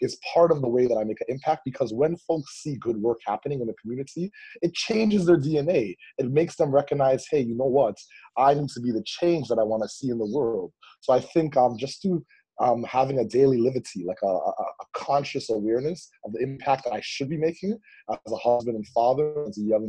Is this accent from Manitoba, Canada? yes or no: no; Toronto, Ontario, Canada; I grew up in East Toronto and in the Malvern and Kingston Gallo communities